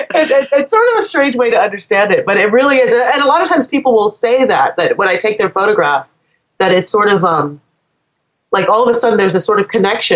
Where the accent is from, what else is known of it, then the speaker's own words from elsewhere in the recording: Trinidad & Tobago; moved away; I'm from the Caribbean originally. I'm from Trinidad